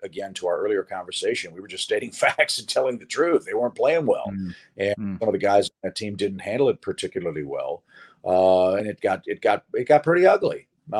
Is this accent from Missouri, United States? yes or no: yes; St. Louis, Missouri, United States; I grew up in St. Louis